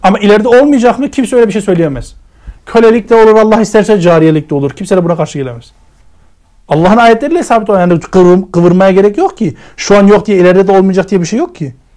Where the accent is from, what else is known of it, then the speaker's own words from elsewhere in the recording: Germany; moved away; ben kendim Almanya'da büyüdüm.